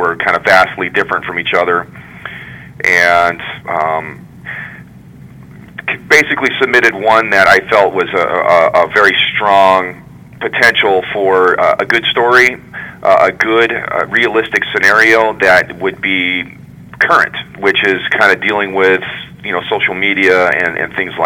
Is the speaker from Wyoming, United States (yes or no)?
yes; Wyoming, United States; moved away as an adult; also born or lived in Mesa, Arizona; now in Michigan, United States; I was born and raised in Wyoming